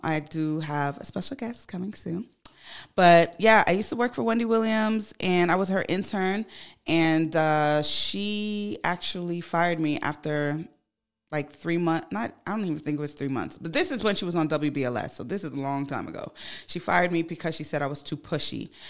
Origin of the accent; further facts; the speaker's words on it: Ghana; moved away; I'm from Ghana. I go to Ghana quite often.